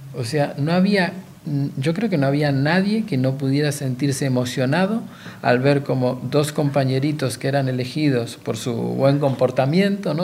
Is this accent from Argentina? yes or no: yes; Argentina; Yo soy excombatiente de Malvinas